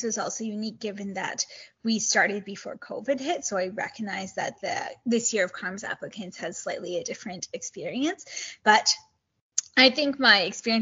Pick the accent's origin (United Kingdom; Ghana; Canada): Canada; Kitchener, Ontario; moved away as an adult; also born or lived in Toronto, Canada; now in Edmonton, Canada; I grew up in Kitchener, Ontario, so Southwest Ontario